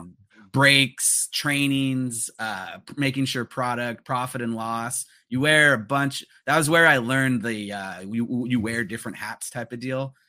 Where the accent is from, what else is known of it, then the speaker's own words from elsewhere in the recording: Los Angeles, California, United States; growing up in the San Fernando Valley of L